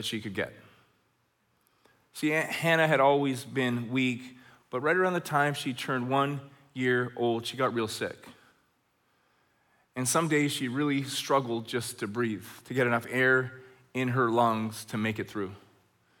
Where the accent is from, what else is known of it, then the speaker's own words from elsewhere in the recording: Red Deer, Alberta, Canada; now in Chilliwack, Canada; When I was a kid growing up in Red Deer, Alberta